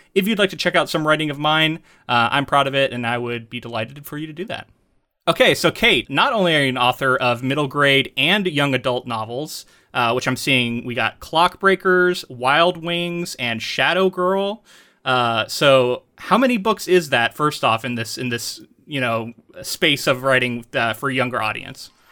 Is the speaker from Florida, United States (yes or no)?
yes; Florida, United States; moved away; I'm from Florida